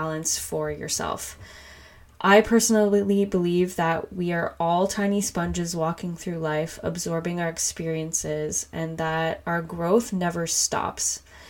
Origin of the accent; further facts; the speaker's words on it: Whitby, Ontario, Canada; also born or lived in Scarborough, Ontario; I was born in Scarborough and raised in Whitby for the most part. This is in Ontario in Canada